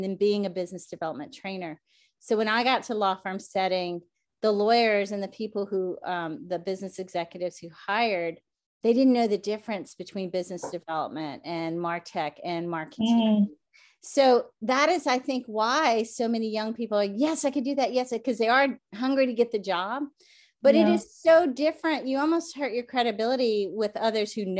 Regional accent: the South, United States; moved away; I'm from the South.

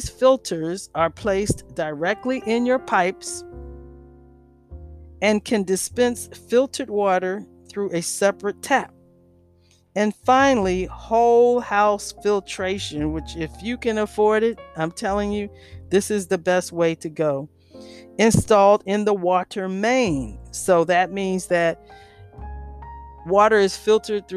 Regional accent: Washington, District of Columbia, United States; I grew up in Washington, D.C.

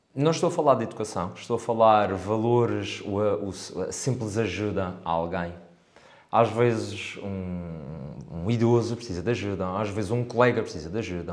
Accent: Câmara de Lobos, Madeira, Portugal; also born or lived in England; sou de cá, sou de Câmara de Lobos, um, mais precisamente da zona do Covão

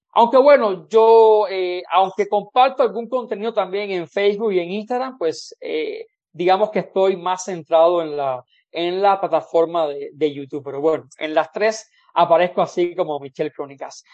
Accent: Cuba; moved away as an adult; now in Mexico; mi experiencia como cubano

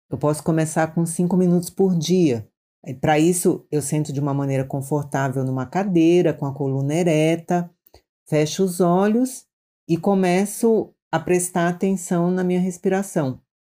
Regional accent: Maranhão, Brazil; now in São Paulo, Brazil; eu sou do Maranhão, mas já moro em São Paulo há muitos anos.

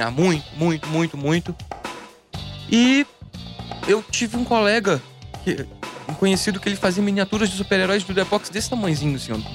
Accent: Tremembé, São Paulo, Brazil; Eu sou de Tremembé, cidadezinha dos presídios.

